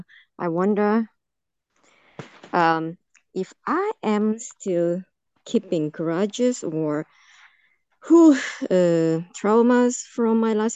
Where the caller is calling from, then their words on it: Germany; I'm calling from Germany, not far from Alara.